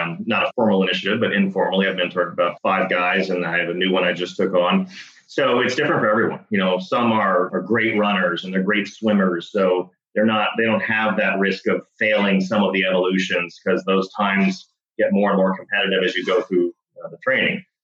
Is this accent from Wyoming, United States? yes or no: no; Dallas, Texas, United States; I grew up in Dallas, Texas